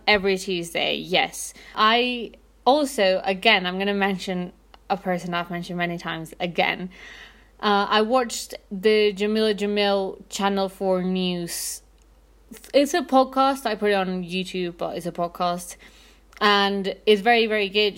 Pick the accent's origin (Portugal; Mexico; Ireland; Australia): Mexico; Mexico City; I'm from Mexico City